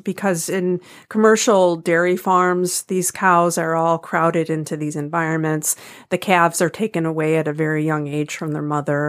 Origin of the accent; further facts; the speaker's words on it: United States; as an American